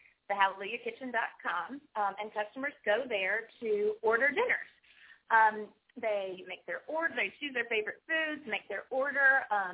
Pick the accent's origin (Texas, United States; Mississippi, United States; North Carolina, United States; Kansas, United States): North Carolina, United States; Winterville; also born or lived in Greenville, North Carolina / Wilmington, North Carolina; now in Cary, United States; I was actually raised in Winterville.